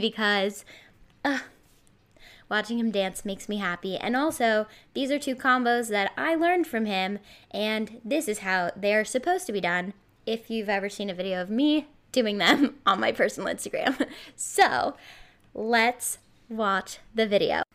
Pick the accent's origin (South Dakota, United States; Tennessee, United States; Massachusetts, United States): Massachusetts, United States; Somerville; I'm from Somerville, so technically not Boston, but one four miles away.